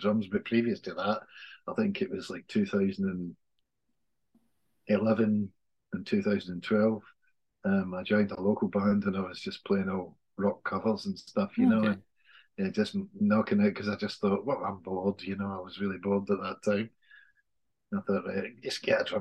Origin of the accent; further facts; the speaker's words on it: Scotland, United Kingdom; we're both Scottish